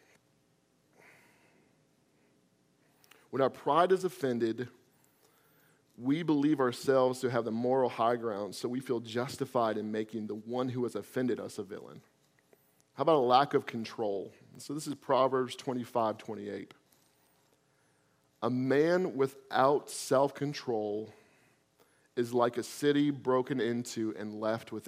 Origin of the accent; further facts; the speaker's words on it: Florida, United States; I'm from Florida